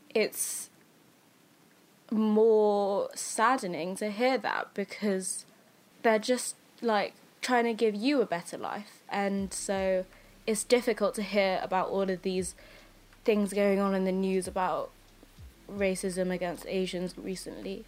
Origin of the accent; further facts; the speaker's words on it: England, United Kingdom; also born or lived in Philippines; I moved here when I was one years old